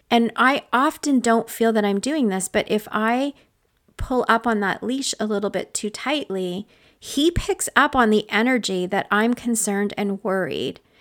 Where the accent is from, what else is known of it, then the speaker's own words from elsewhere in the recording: Canada; I'm Canadian